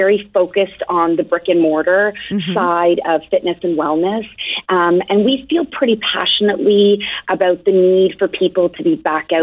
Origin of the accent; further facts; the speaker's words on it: Toronto, Ontario, Canada; now in Boston, United States; I'm originally from Toronto